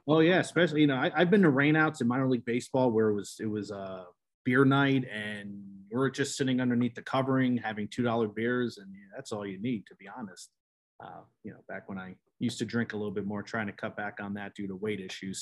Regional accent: Colonia, New Jersey, United States; moved away; I grew up in Colonia

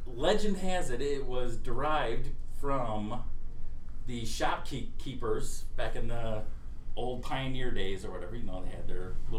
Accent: Illinois, United States; born or raised there; also born or lived in Rochester, Minnesota / Atlantic City, New Jersey

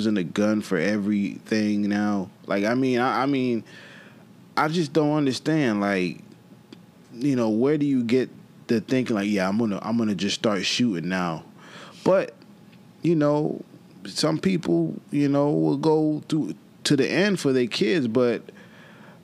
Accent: Florida, United States; I'm from Florida

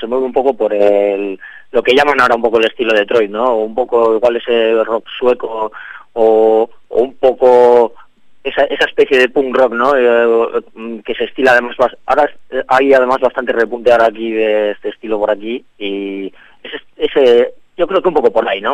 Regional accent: Bilbao, Basque Country, Spain; somos una banda de Bilbao

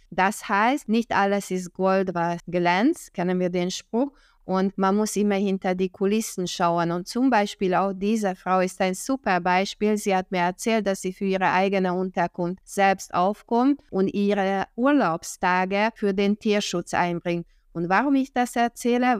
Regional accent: Hungary; now in Germany; ich bin Ungarin, Deutschland, ich lebe in Deutschland seit 1995

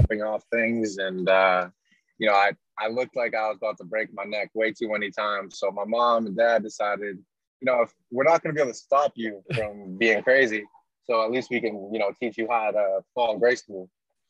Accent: Gloucester, Massachusetts, United States; My whole family grew up going to Gloucester High School, which is the public school in my hometown

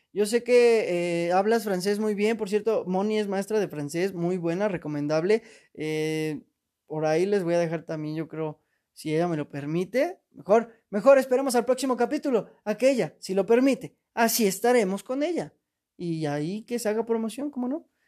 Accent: Mexico; soy mexicano

